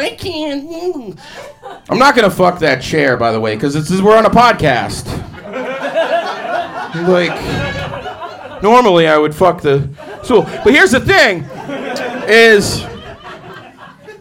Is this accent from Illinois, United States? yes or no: no; Boston, Massachusetts, United States; now in Portland, United States; I'm from Boston